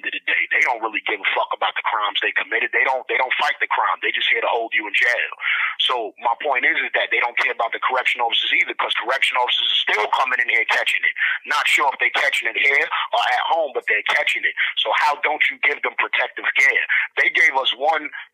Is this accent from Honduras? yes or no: yes; Honduras; I'm from Honduras. I'm a black Honduran American.